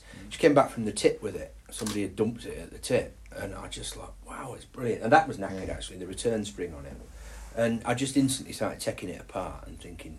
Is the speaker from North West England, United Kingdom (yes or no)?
no; Carlton, Yorkshire and the Humber, United Kingdom; accent: Yorkshire; also born or lived in Essex; I'm actually an Essex boy, but lived in Yorkshire since I was, my parents moved up here when I was 4. And I grew up in Carlton, which is a little village outside of Skipton. And I used to have a 4-year-old Essex accent.